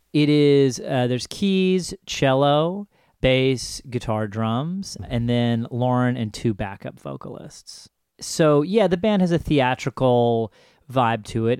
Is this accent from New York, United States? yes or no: yes; Ithaca, New York, United States; I grew up in Ithaca, New York, which is about four and a half hours north of New York City.